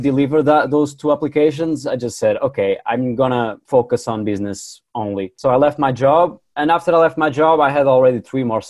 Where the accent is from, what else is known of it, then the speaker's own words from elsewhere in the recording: Porto, Norte, Portugal; I'm from Portugal. Yeah, in the north, in the second city, Porto